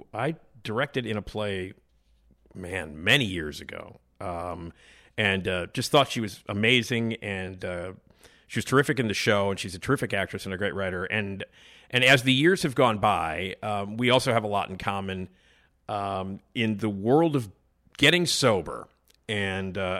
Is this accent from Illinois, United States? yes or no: yes; Chicago, Illinois, United States; born or raised there